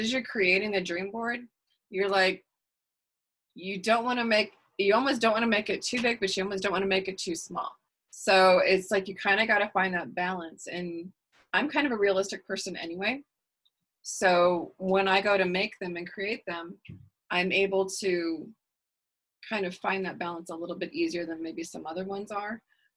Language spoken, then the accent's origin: English; Texas, United States; I'm an Irish Texan